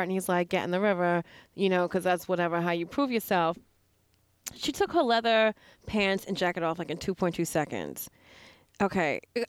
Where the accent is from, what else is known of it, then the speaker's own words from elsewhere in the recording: United States; also born or lived in Miami, Florida; I'm American.